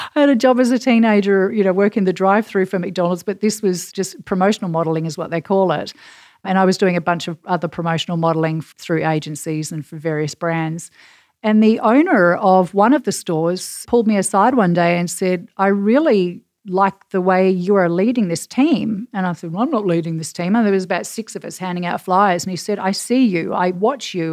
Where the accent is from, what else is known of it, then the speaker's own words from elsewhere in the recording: Perth, Western Australia, Australia; accent: Australian; now in New York City, United States; I am from Perth on the west coast of Australia, which is about eleven thousand miles away from New York City